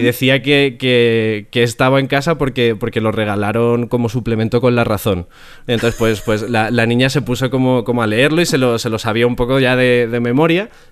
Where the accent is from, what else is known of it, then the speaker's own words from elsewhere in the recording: Community of Madrid, Spain; yo soy del sur de Madrid